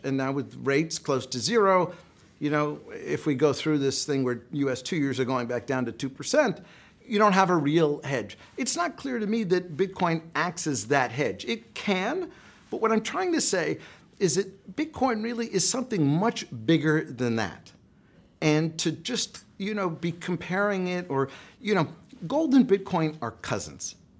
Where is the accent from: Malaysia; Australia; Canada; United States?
United States; I'm an American, we're here in America